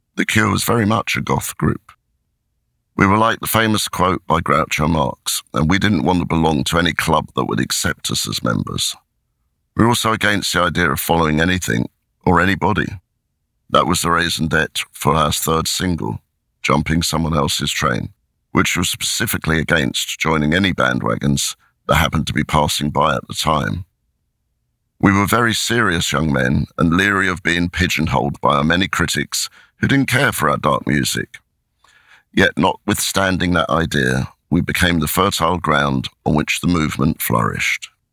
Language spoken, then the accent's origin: English; Crawley, South East England, United Kingdom; I am in a darkened bedroom in my hometown of Crawley